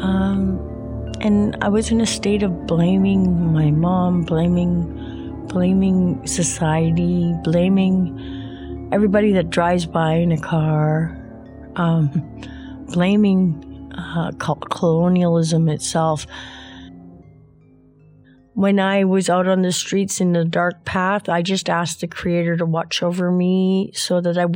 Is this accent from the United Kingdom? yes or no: no; Edmonton, Alberta, Canada; also born or lived in Lesser Slave Lake, Alberta; I come from Edmonton